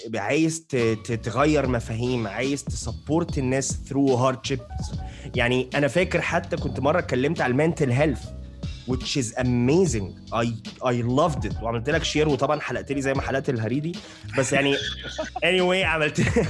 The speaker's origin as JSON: {"language": "Arabic", "town": "Alexandria", "region": "Alexandria Governorate", "country": "Egypt", "said": "انا من اسكندريه"}